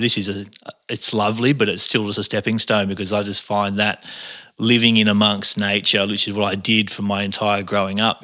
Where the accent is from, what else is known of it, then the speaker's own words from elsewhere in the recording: Cairns, Queensland, Australia; moved away; also born or lived in Arimba / Bondi, Sydney; I grew up on, in Cairns. I, I was born in Cairns